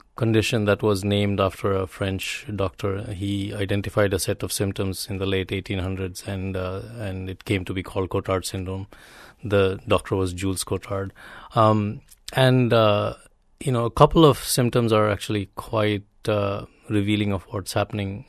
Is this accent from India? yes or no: yes; India; moved away; having grown up in India